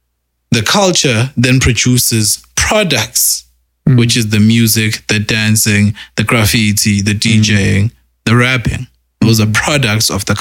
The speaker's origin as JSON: {"language": "English", "country": "South Africa", "said": "I'm from Newlands. I'm from a Newlands, say. I'm from a Newlands, me"}